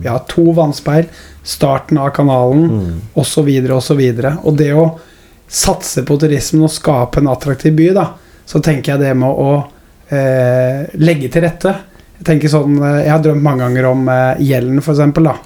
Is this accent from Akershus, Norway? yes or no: no; Skien, Telemark, Norway; jeg er jo fra Skien